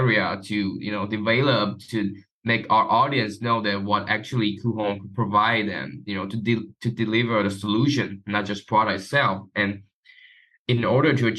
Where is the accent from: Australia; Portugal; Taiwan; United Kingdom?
Taiwan; I'm from Taiwan.